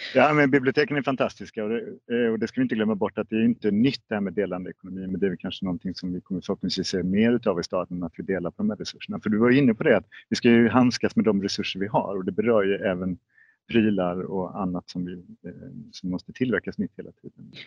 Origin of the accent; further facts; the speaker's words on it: Malmö, Skåne, Sweden; vi som Malmöbor